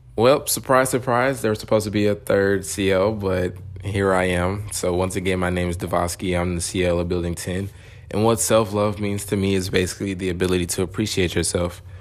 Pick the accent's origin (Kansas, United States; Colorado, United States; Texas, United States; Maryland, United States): Texas, United States; Dallas; I am from Dallas